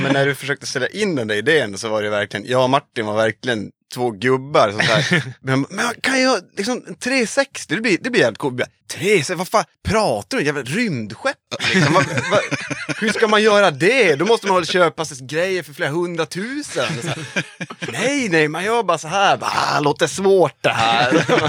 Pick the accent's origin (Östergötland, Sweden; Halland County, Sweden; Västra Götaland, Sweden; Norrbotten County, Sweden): Norrbotten County, Sweden; moved away; also born or lived in Dalarna; Jag kommer från Norrbotten ursprungligen